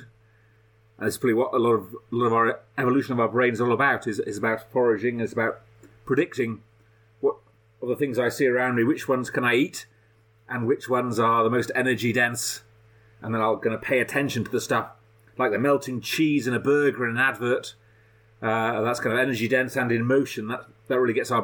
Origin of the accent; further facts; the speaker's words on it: Leeds, Yorkshire and the Humber, United Kingdom; When I was a kid growing up in Leeds